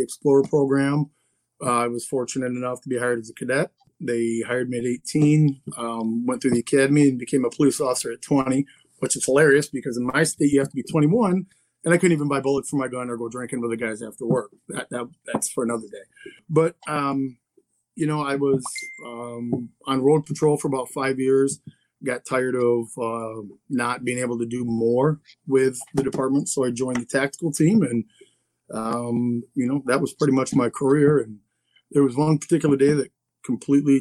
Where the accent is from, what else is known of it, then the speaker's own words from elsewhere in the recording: Lansing, Michigan, United States; I'm from Lansing, Michigan.